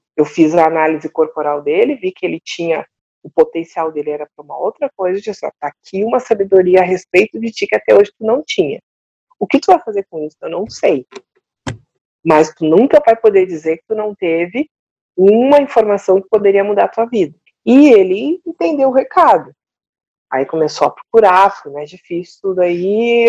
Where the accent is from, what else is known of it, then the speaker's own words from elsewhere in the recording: Porto Alegre, Rio Grande do Sul, Brazil; moved away; sou de Porto Alegre, sou gaúcha